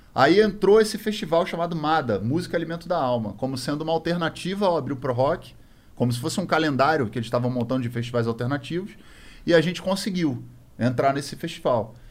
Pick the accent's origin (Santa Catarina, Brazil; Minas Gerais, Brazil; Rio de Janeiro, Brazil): Rio de Janeiro, Brazil; a gente é do Rio de Janeiro